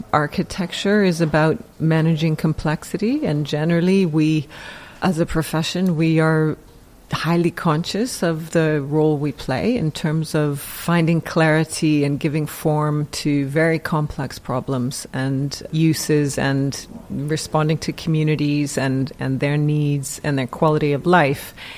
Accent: Canada; now in United Kingdom; I'm Canadian, I'm not English, I don't have the connections or the network from being educated here

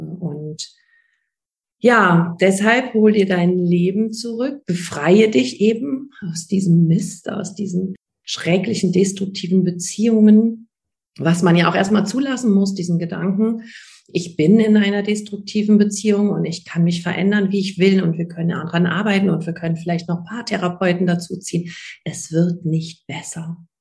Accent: Germany; bei uns in Deutschland

